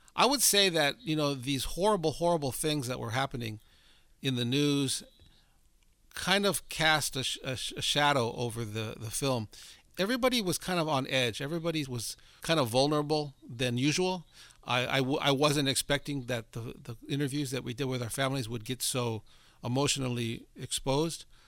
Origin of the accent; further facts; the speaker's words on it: Southern California, United States; I grew up in Southern California, a Mexican-American family